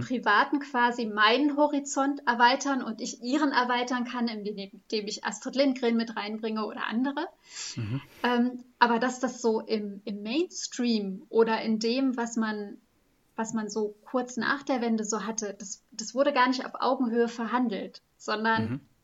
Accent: West Germany, Germany; moved away as an adult; als Westdeutsche

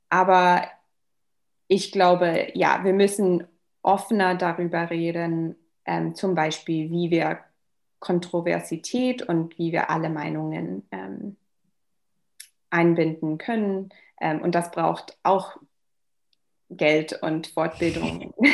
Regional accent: Wiesbaden, Hesse, Germany; German is a second language; also born or lived in Darmstadt; Ich, ich bin eigentlich in ähm, Deutschland aufgewachsen als

